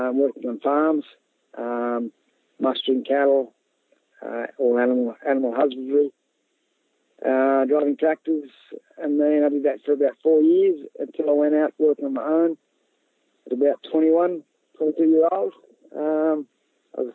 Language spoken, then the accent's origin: English; Scone, New South Wales, Australia; I grew up in Scone in the Hunter Valley